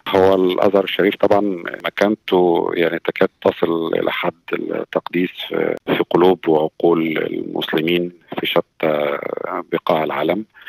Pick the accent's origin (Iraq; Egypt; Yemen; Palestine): Egypt; moved away as an adult; now in Sydney, Australia; عندنا في مصر